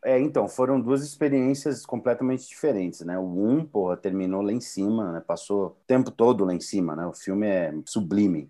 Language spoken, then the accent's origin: Portuguese; São Paulo, Brazil; Eu, como paulistano